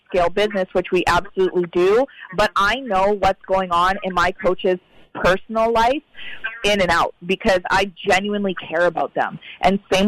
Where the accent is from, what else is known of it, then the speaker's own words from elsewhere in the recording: Canada; I'm from Canada